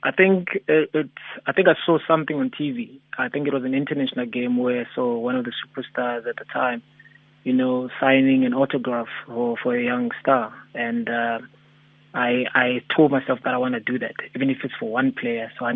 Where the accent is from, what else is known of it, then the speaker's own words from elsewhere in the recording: Soweto, Gauteng, South Africa; we grew up in Soweto